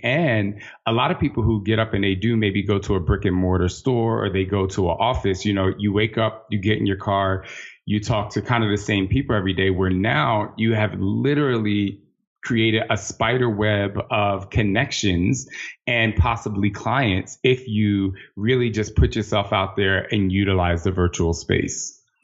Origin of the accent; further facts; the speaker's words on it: New Jersey, United States; moved away as an adult; also born or lived in Los Angeles; I'm from Jersey, so I'm literally on the other side of the country